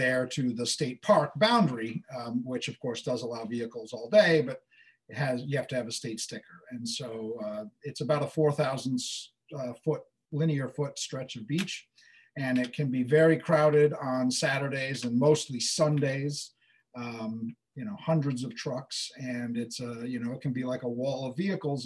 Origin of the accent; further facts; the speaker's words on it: Southampton, New York, United States; I'm from Southampton, and when I bought a house on Gardner Avenue, I got bub street cred, but I am still not a bub